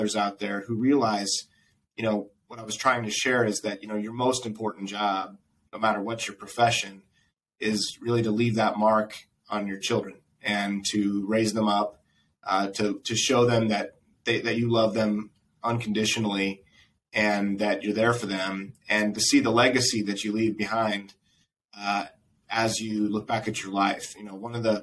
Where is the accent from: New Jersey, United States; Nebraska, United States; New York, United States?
Nebraska, United States; moved away; my little town where I grew up in Nebraska